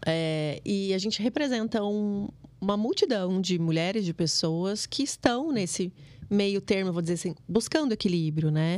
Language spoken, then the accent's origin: Portuguese; Mato Grosso, Brazil; moved away as an adult; also born or lived in Lagoa Santa, Minas Gerais; eu sou matogrossense